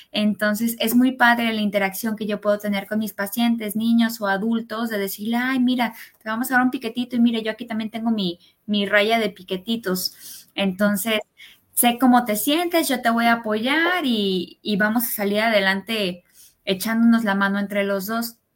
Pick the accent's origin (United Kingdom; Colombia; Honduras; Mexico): Mexico; born there; also born or lived in United States; Yo nací en México, pero parte de mi vida vivía en Estados Unidos. En realidad tuve un, este, una crianza bilingüe porque mi papá es norteamericano y estudié en inglés hasta que entré a medicina aquí en México.